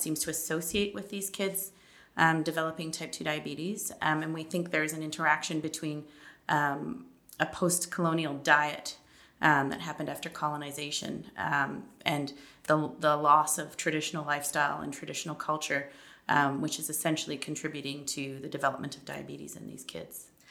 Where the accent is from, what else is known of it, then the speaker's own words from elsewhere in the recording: Toronto, Ontario, Canada; moved away as an adult; now in Manitoba, Canada; I'm actually originally from Toronto.